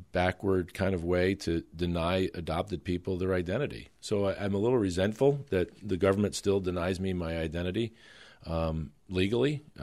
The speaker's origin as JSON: {"language": "English", "town": "New York City", "region": "New York", "country": "United States", "tie": "born there", "said": "Ironically, none of this would impact me because I was born in New York City, and I'm not a legislator or a resident of New York"}